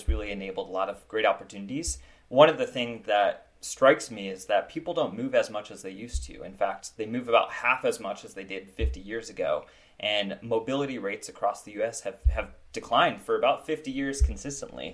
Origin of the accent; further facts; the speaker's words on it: Iowa, United States; moved away; also born or lived in Seattle; I grew up in Iowa